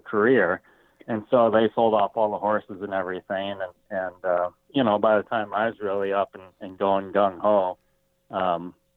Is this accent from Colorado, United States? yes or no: yes; Colorado, United States; also born or lived in Montana; now in Billings, United States; I was born in Colorado, lived at St. Mary's Glacier, just above Idaho Springs there